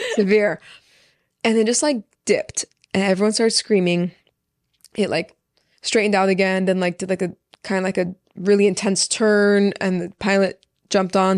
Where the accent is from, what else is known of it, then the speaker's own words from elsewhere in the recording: Orange County, California, United States; first language Persian; English is a second language; also born or lived in Los Angeles, California; I grew up in Orange County with like literally thousands of people around me